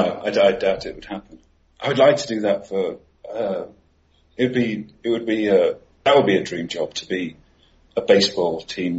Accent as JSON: {"language": "English", "region": "East Midlands", "country": "United Kingdom", "tie": "born or raised there", "moved": "as an adult", "lives_now": "Mexico City, Mexico", "said": "I'm entirely English by birth"}